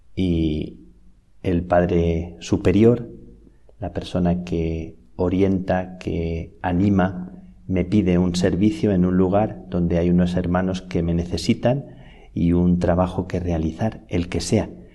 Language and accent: Spanish; Salamanca, Castile and León, Spain; moved away as an adult; now in Madrid, Spain; Me acordaba de cuando salí de Salamanca hace unos doce años que recordaba las cigüeñas de mi tierra